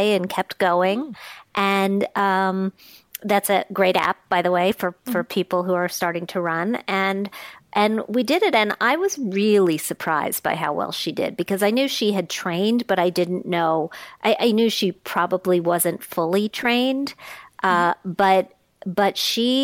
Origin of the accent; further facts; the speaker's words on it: Wisconsin, United States; now in New York area, United States; I spent some time growing up in Wisconsin